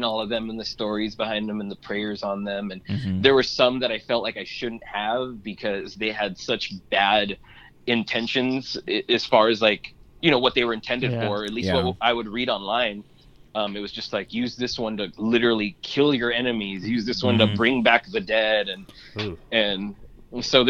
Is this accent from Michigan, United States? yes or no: no; Whittier, California, United States; I grew up mainly in Whittier, California